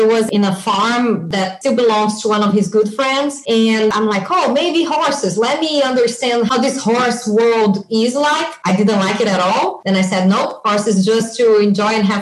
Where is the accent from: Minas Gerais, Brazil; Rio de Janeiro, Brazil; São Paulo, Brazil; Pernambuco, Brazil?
Minas Gerais, Brazil; Belo Horizonte; moved away as an adult; now in California, United States; I grew up in a big city in Brazil. For you to have an idea, it's Belo Horizonte